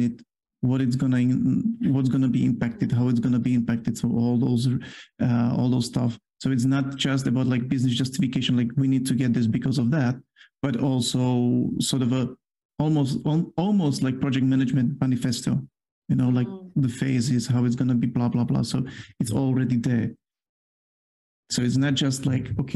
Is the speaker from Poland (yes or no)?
yes; Poland; accent: Polish; English is a second language; I do have my Polish accent here